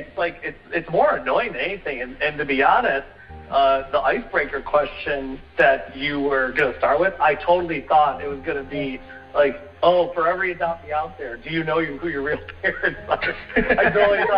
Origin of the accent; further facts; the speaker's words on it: Detroit, Michigan, United States; also born or lived in Seoul, South Korea; I was raised in Metro Detroit